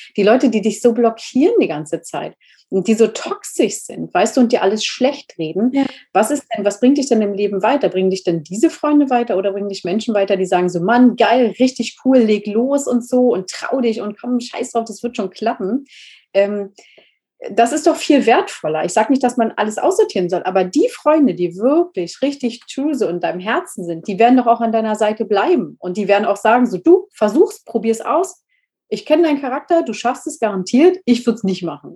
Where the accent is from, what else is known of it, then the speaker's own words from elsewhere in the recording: Berlin, Germany; moved away; also born or lived in Spain; ich bin eigentlich Berlinerin und ich habe nie gefühlt, Berlinerin zu sein